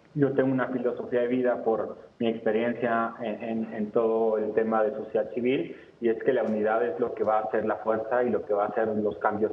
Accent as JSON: {"language": "Spanish", "country": "Mexico", "said": "como mexicanos"}